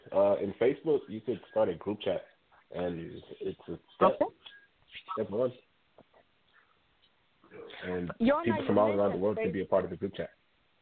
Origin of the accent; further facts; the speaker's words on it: United States; I grew up here in America, so the food I eat is kind of Americanized.